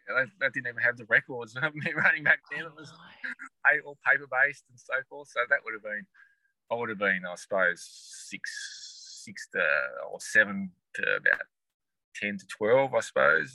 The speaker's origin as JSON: {"language": "English", "town": "Launceston", "region": "Tasmania", "country": "Australia", "tie": "born or raised there", "also_born_or_lived": "West Coast, Tasmania", "said": "I grew up in Launceston, so originally yeah. from Launceston, and um, went to school here in Launceston as well"}